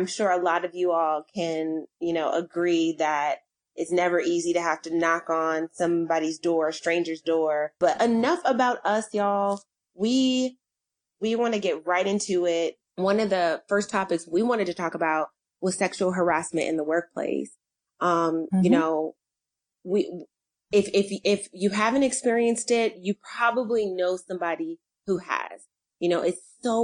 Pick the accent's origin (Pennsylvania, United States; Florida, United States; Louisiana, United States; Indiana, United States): Pennsylvania, United States; Philadelphia; I was born in Philadelphia, Pennsylvania.